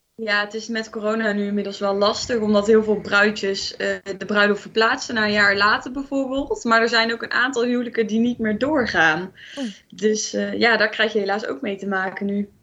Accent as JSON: {"language": "Dutch", "town": "Eindhoven", "region": "North Brabant", "country": "Netherlands", "said": "Ik kom uit Eindhoven"}